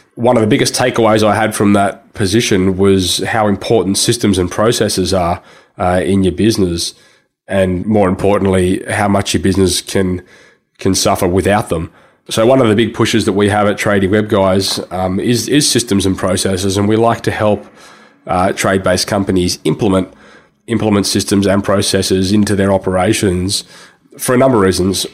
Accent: Sydney, New South Wales, Australia; I grew up in Sydney and I still live in Sydney, Sydney, Australia.

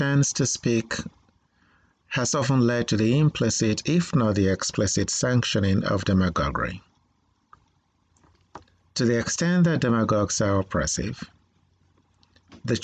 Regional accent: Nigeria; now in United States; I was born in Nigeria

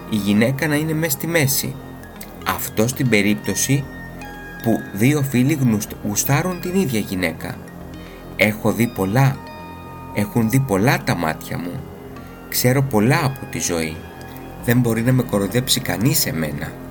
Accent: Corfu, Ionian Islands, Greece; Είμαι ένα παλικάρι από την Κέρκυρα. Στην πατρίδα μου όλα αυτά τα πράγματα που φέρονται παράξενα σε εσά επιτρέπονται.

